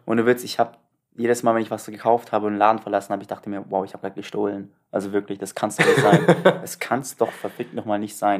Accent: Turkey; moved away; Ich habe meine Heimat gesehen

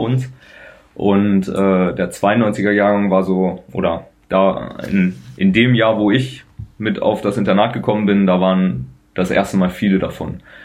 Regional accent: Dingelbe, Lower Saxony, Germany; in Dinkelbe, wo ich aufgewachsen bin, da in die Grundschule

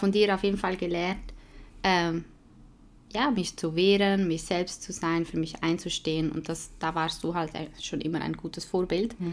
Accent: Switzerland; accent: Swiss German; first language Swiss German; German is a second language; nicht in meiner Muttersprache

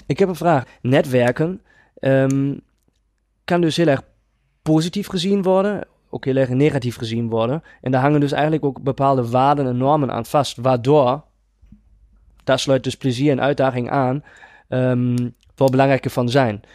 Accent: Germany; Dutch is a second language; moved away; Ik ben geen Nederlander en ik ga dat gelijk vanaf begin af aan even duidelijk maken. Ik probeer mijn allerbest om Nederlands te praten, maar ik ben een Duitser

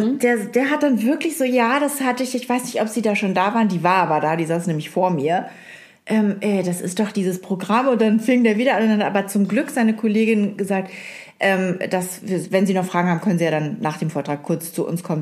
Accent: East Frisia, Lower Saxony, Germany; ich bin Ostfriesin.

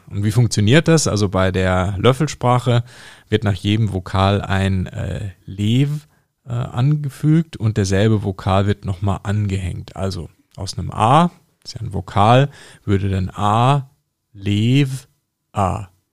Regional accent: North Rhine-Westphalia, Germany; da wo ich aufgewachsen bin, am, am, Niederrhein

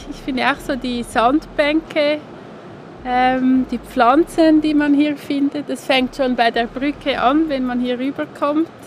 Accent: Zurich, Switzerland; ich komme aus Zürich.

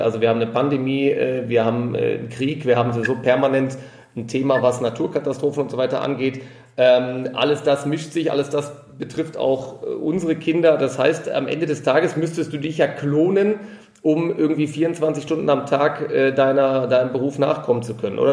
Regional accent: Ruhr area, North Rhine-Westphalia, Germany; moved away as an adult; now in Munich, Germany; in meine alte Heimat zu machen zu einem meiner alten Hockey-Kumpane aus dem Ruhrgebiet

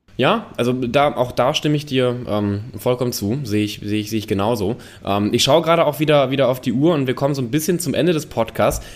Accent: North Rhine-Westphalia, Germany; ich komme ja aus NRW

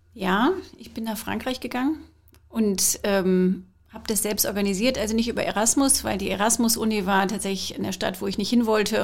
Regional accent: Scotland, United Kingdom; now in Germany; Ich habe aber auch noch die britische. Ich bin aus Schottland

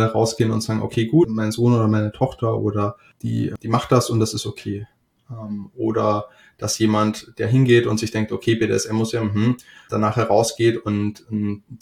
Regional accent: Austria; now in Hamburg, Germany; seit circa fünf Jahren wohne ich in Hamburg. Uh, ursprünglich komme ich aus Österreich

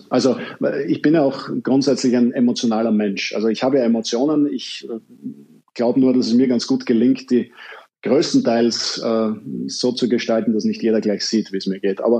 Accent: Vienna, Austria; jetzt sind wir Deutsche und Österreicher da sehr, sehr zivilisiert, aber ich als Wiener äh, hatte ähm

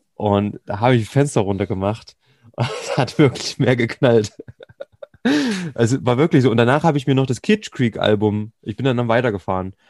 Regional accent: Thuringia, Germany; Bei uns in Thüringen

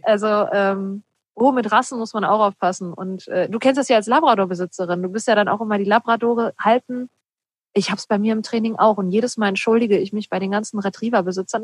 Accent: Ruhr area, North Rhine-Westphalia, Germany; ich komme ja auch aus dem Ruhrpott, wir kommen beide aus dem Ruhrpott

